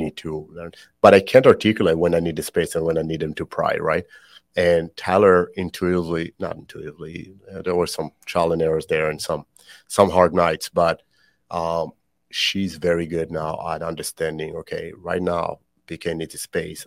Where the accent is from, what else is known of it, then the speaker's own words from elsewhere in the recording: Israel; also born or lived in Canada; now in United States; born and raised in Israel, um, I always joke that that's why I speak funny.